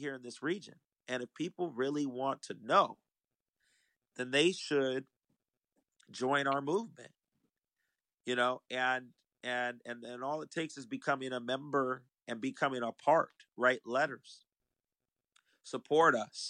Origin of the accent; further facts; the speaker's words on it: San Diego, California, United States; I was born at Mercy Hospital in Hillcrest.